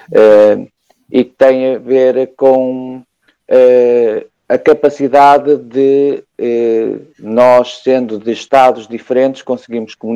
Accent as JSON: {"language": "Portuguese", "country": "Portugal", "said": "nós aqui em Portugal"}